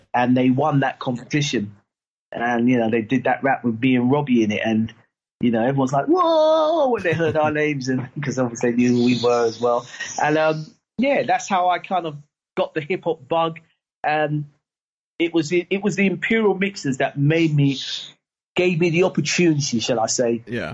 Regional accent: London, United Kingdom; I was from Battersea, up in Clapham Junction

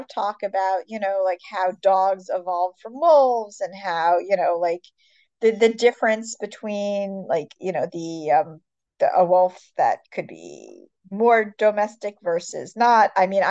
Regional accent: East Coast, United States; I come from the East Coast

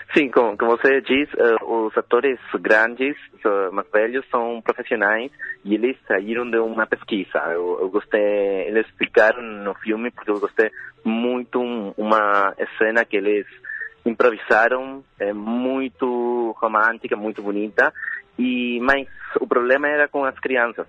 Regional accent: Paso de los Libres, Corrientes, Argentina; Portuguese is a second language; eu sou de Passos Livres

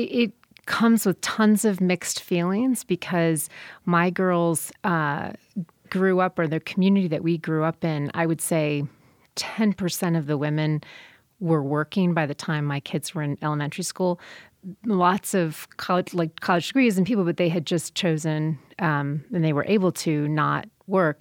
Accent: South Bend, Indiana, United States; I grew up in South Bend, Indiana, so watching football since before I could talk

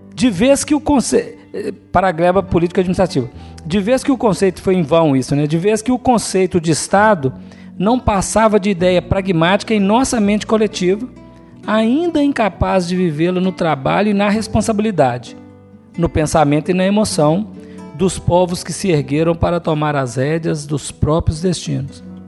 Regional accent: Brazil; nós somos brasileiros

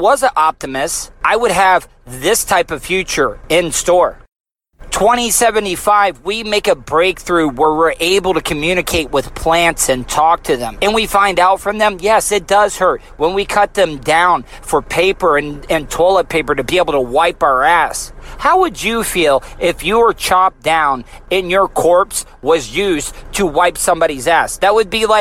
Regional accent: United States; I'm also an American

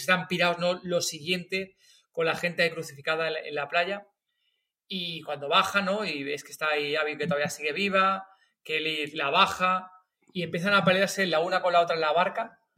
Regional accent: Madrid, Community of Madrid, Spain; De Madrid, nosotros somos de Madrid.

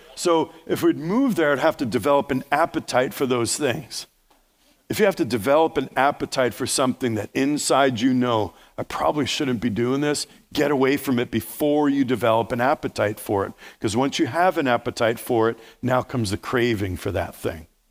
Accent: New York, United States; accent: New York; New York, Steve, that's my native tongue.

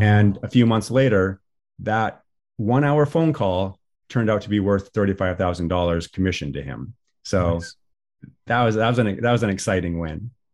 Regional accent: Washington, United States; I'm from Washington State.

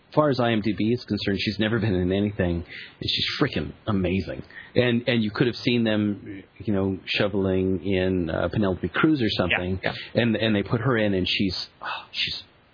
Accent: England, United Kingdom; Because we're English.

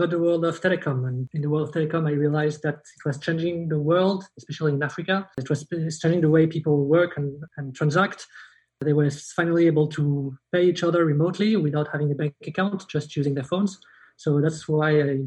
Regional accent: southern France, France; moved away; also born or lived in Luxembourg; I was born in Luxembourg. I lived a bit in both. I would say mostly in France, south of France.

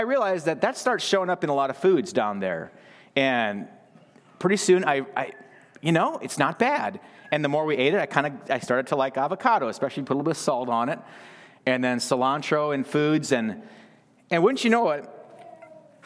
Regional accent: United States; moved away; also born or lived in Belize; I'm an American boy here

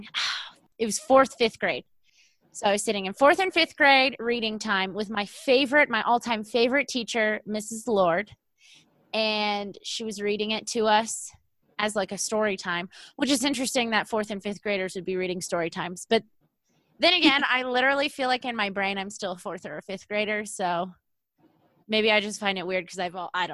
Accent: United States; I grew up in Lake Tahoe

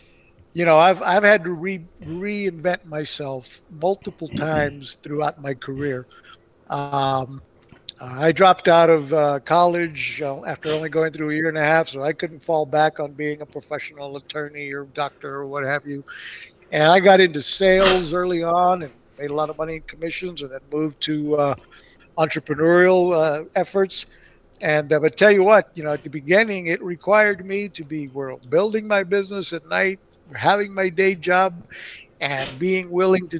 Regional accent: Puerto Rico; also born or lived in Texas / U.S. Virgin Islands; now in Punta Gorda, United States; I grew up in Puerto Rico and the U.S. Virgin Islands. I was born in Texas, a Mexican descendant, but then I grew up in Puerto Rico

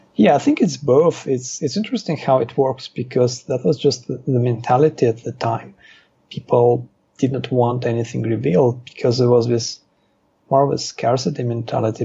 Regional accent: Moscow, Russia; also born or lived in Israel; now in Thailand; I was born in Moscow, and then our family emigrated to Israel.

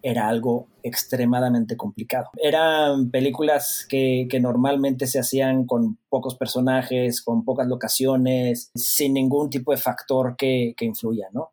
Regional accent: Mexico; dos directores mexicanos

